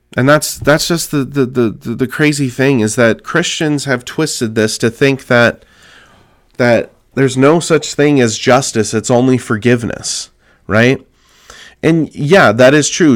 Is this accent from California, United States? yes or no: yes; California, United States; my home state of California